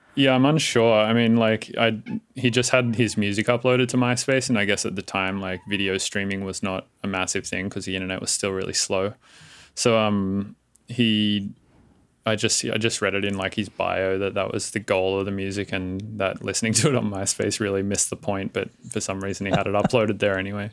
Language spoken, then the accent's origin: English; Australia; now in San Francisco, United States; I live in San Francisco, but I am Australian